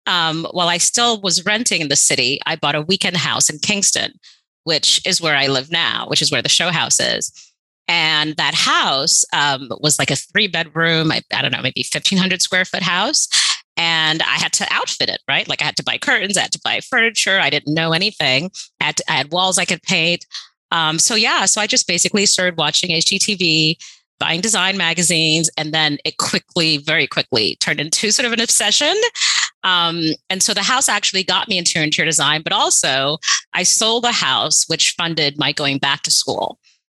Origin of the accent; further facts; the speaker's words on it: Haiti; also born or lived in New York City, United States; So I grew up partly in Haiti, partly in New York City.